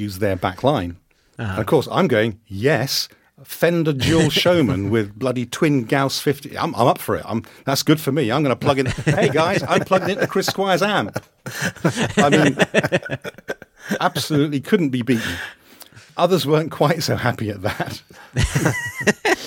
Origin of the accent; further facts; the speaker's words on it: Kingston upon Thames, London, United Kingdom; moved away as an adult; now in Scotland, United Kingdom; very close to it was my hometown. And that's a place called Kingston